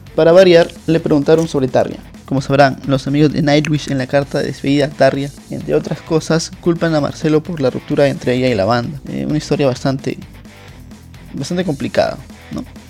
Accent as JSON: {"language": "Spanish", "country": "Peru", "said": "soy peruano"}